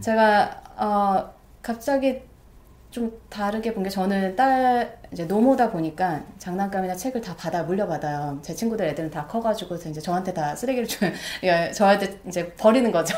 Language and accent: Korean; South Korea; moved away as an adult; now in New York, United States; 한국에서 뭐 제가 한국 사람 치곤 나름 영어를 되게 좋아해서